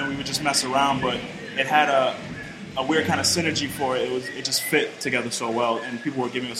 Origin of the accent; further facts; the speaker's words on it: Brockton, Massachusetts, United States; I'm born and raised Brockton, Massachusetts.